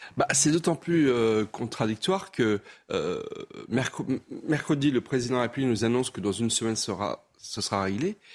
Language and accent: French; Alsace, Grand Est, France; moi, je suis alsacien